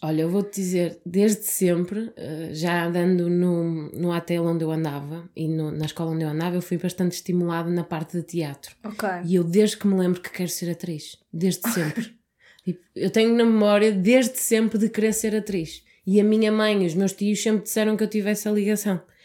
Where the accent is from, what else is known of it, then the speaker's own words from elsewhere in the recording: Porto, Norte, Portugal; Eu sou mesmo, sou mesmo do Porto.